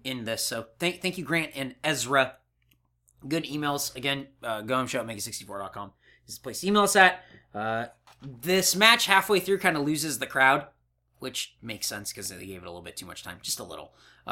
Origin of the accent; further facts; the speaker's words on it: Canada; accent: Canadian; Ooh, spend a toonie on a bag of milk, and it's my Canadian accent.